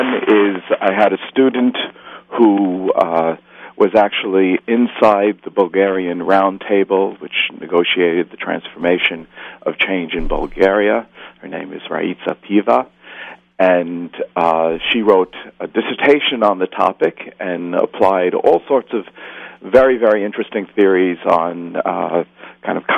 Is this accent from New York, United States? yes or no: yes; New York City, New York, United States; I am a New Yorker, and as I sometimes say, I work in the shadow of the World Trade Center.